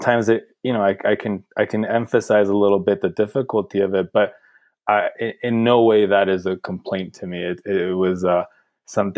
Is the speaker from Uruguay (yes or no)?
no; central coast of California, United States; moved away as an adult; now in Bend, United States; I came from the central coast of California, right in the middle of the state, right on the coast. But we lived inland on an avocado farm.